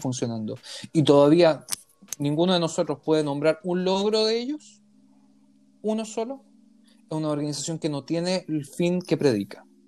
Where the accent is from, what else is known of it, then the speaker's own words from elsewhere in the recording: Chile; now in Israel; somos los ciudadanos chilenos que vivimos acá